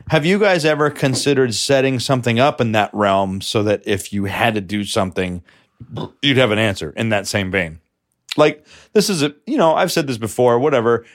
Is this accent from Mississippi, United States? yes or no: no; New York City, New York, United States; I'm from New York